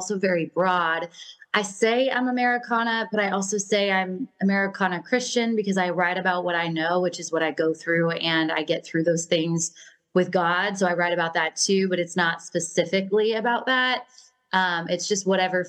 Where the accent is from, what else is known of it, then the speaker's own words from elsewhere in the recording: Washington, United States; moved away; I came from Washington State. So I always say where they filmed Twilight.